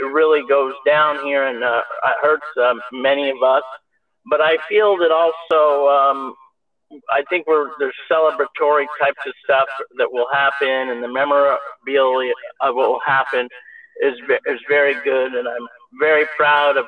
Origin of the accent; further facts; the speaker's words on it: Los Angeles, California, United States; I am from Los Angeles.